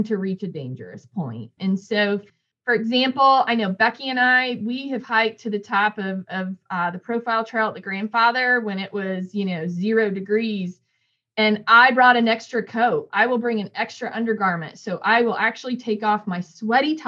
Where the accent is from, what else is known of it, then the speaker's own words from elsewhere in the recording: Northern Indiana, United States; moved away; I grew up in Northern Indiana